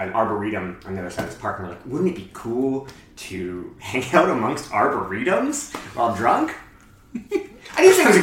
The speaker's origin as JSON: {"language": "English", "town": "Barrie", "region": "Ontario", "country": "Canada", "said": "I'm from Barrie, Ontario"}